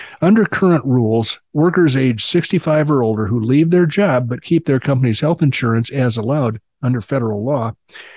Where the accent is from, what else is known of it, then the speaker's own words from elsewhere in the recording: England, United Kingdom; I'm English.